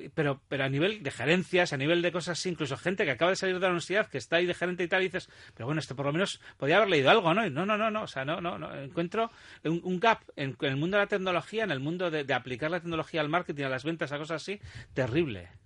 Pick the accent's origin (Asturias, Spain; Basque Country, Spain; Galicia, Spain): Basque Country, Spain; los vascos sabemos